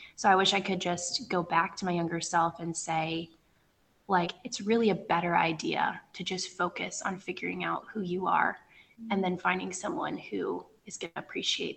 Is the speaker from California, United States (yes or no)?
no; Northern Virginia, United States; moved away as an adult; now in West Africa; I'm from Northern Virginia, right outside of Washington, D.C.